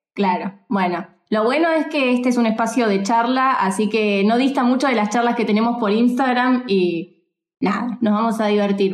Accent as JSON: {"language": "Spanish", "country": "Argentina", "also_born_or_lived": "Mexico", "said": "nosotros en Argentina"}